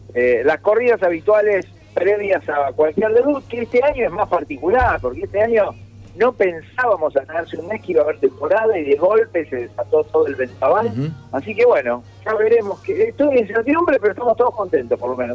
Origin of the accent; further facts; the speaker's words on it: Mar del Plata, Buenos Aires Province, Argentina; moved away as an adult; now in Buenos Aires, Argentina; me volví a Mar del Plata